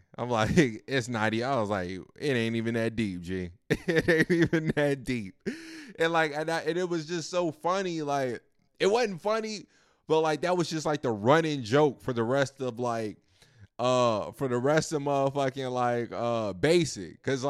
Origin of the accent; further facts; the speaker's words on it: Roanoke, Virginia, United States; Nah, I'm from Virginia, Roanoke